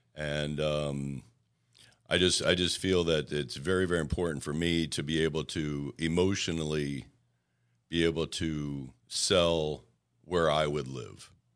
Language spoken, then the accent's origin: English; Puerto Rico; moved away; when I was a little tot growing up in Puerto Rico